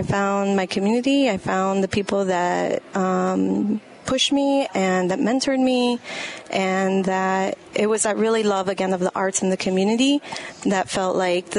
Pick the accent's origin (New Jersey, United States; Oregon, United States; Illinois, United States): Illinois, United States; Chicago; Little Village.